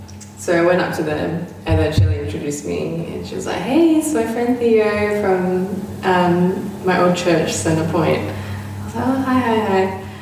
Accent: Perth, Western Australia, Australia; also born or lived in Rockingham; I was born in Rockingham, WA, and my family moved up to Perth when I was about six, and been here since.

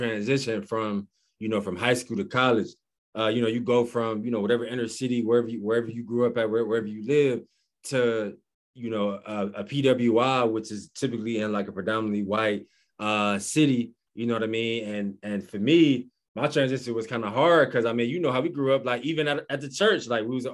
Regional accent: Cleveland, Ohio, United States; we grew up in Cleveland

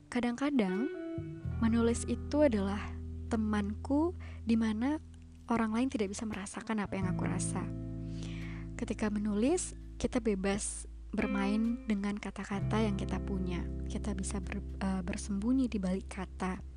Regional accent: Kandis, Riau, Indonesia; also born or lived in Pekanbaru; Aku lahir di Kandis 17 Juni

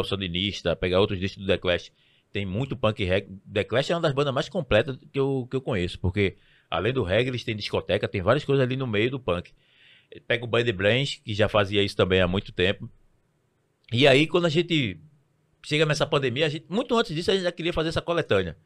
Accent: Recife, Pernambuco, Brazil; eu sou nascido criado no Alto do Pinho

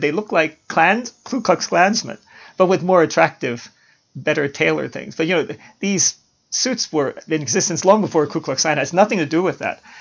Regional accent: Baltimore, Maryland, United States; When I was growing up in Baltimore

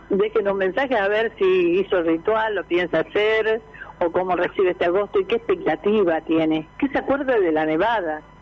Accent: Paraguay; como paraguaya las tradiciones guaraníticas son ¿sabes qué? Conservadas y, elaboradas desde mucho tiempo se sigue, se siguen haciendo.

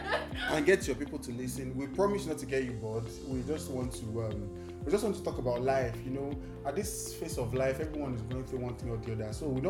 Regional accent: Singapore; Yes, I'm from Singapore.

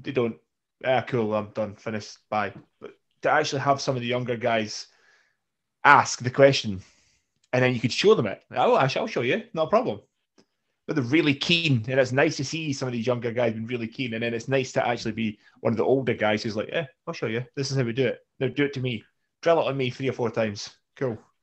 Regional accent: Scotland, United Kingdom; we're Scottish

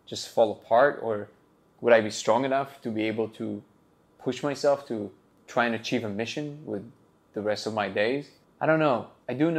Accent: Hauts-de-France, France; I'm 33 years old, originally from the north of France, like close to Belgium

